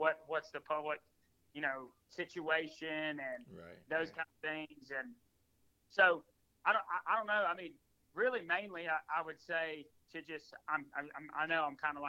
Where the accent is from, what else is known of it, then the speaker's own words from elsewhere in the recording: Mobile, Alabama, United States; moved away as an adult; now in Tennessee, United States; the state I grew up in Alabama